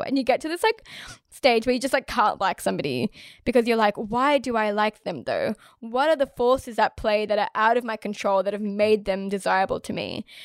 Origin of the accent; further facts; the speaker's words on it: Australia; I was born here and I was raised here in Australia.